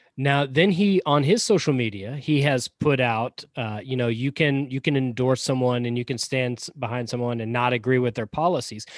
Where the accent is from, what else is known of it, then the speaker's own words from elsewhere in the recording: Georgia, United States; accent: Southern; also born or lived in Pompano Beach, Florida; I grew up in Georgia, so Georgia's all I know.